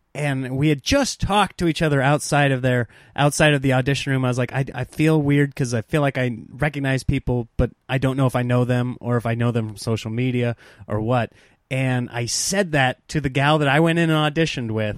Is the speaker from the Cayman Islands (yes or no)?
no; Nebraska, United States; growing up in Nebraska